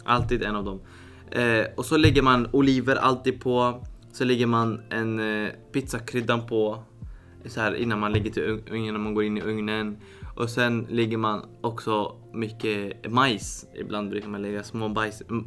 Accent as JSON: {"language": "Swedish", "country": "Syria", "moved": "yes", "lives_now": "Sweden", "said": "mitt hemland"}